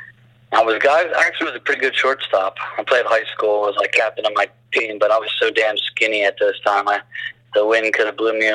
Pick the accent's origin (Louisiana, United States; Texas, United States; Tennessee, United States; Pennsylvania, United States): Pennsylvania, United States; Bucks County, outside Philadelphia; I was born in Bucks County, right outside of Philly. All my family's from South Philly